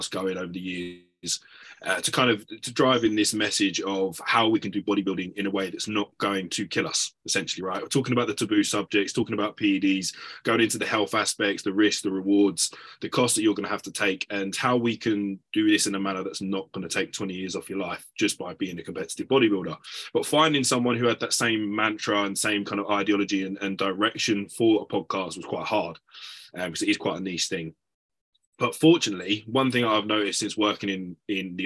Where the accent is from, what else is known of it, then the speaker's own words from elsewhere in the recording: United Kingdom; I am from the UK